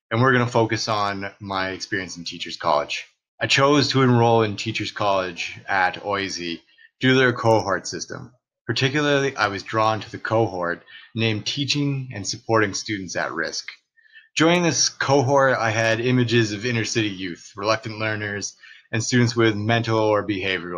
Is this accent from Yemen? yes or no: no; Belleville, Ontario, Canada; first language English; I'm a teacher and residential house director from Belleville, Ontario